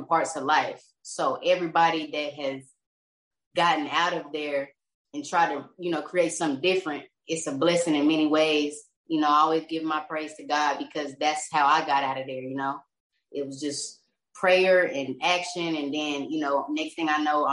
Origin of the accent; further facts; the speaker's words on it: Lawton, Oklahoma, United States; moved away as an adult; now in Texas, United States; I'm from Lawton, Oklahoma. That's where I was born and raised. I moved out to Texas like 4 years ago